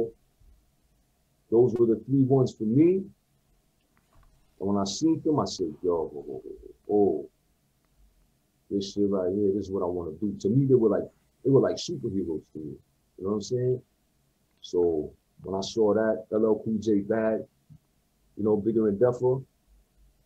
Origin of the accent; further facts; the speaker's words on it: Montreal, Quebec, Canada; But I grew up in Saint-Michel. I went to high school in Saint-Michel